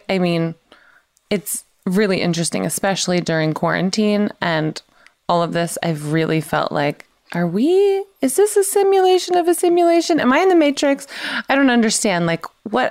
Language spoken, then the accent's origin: English; the South, United States; I'm from the South